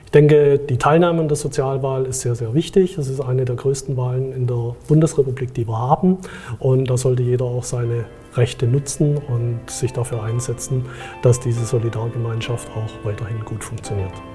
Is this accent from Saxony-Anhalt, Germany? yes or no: no; Stuttgart, Baden-Württemberg, Germany; Ich komme aus Stuttgart